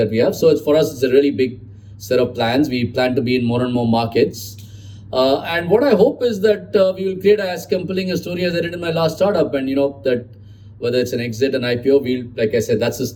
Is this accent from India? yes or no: yes; Chennai, Tamil Nadu, India; I know it's called Chennai, but I grew up in Madras